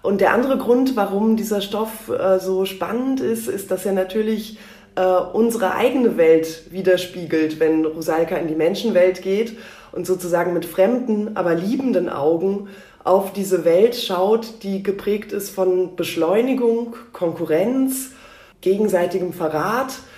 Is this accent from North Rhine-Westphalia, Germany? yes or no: no; Berlin, Germany; ich bin geboren in Berlin in einer ähm, sehr äh, gemischten Familie